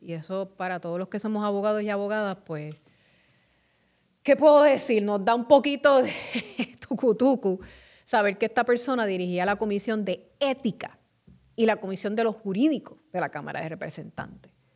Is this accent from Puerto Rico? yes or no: yes; Carolina, Puerto Rico; mi pueblo de Carolina